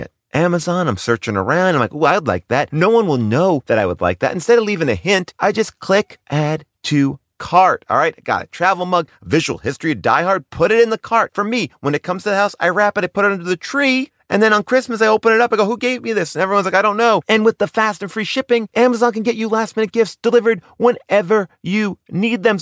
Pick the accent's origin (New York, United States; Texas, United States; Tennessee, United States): New York, United States; Long Island